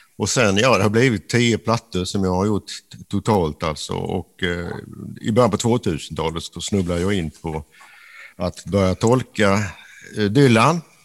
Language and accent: Swedish; a village in northern Skåne, Sweden; i den här nordskånska byn där jag växte upp